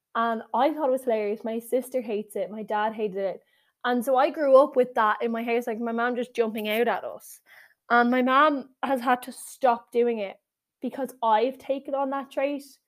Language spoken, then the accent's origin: English; Ireland; I am Irish